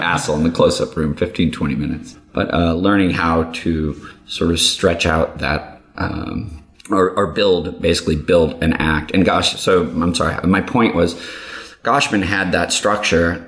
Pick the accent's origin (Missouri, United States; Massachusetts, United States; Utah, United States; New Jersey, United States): Missouri, United States; St. Louis; growing up in St. Louis